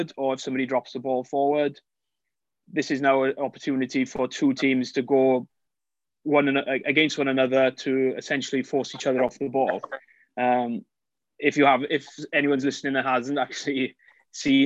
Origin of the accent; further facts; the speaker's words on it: Wales, United Kingdom; moved away as an adult; now in United States; I'm from Wales, obviously from the accent, not an American accent